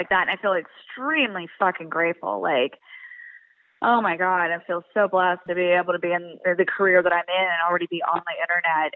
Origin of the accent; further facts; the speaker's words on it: Pennsylvania, United States; moved away as an adult; I was born and raised in Pennsylvania